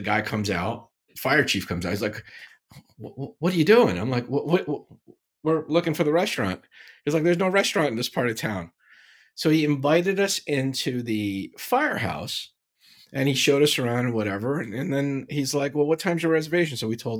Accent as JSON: {"language": "English", "country": "Syria", "tie": "born or raised there", "said": "You guys know I grew up in Syria, right?"}